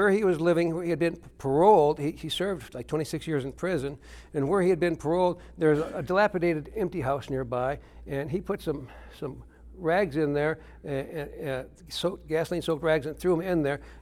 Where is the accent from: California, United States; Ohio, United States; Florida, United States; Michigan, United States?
Michigan, United States; Detroit; I grew up in Detroit, Michigan